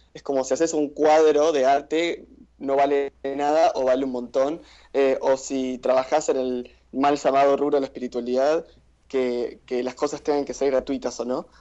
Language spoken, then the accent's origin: Spanish; Argentina; Somos argentinos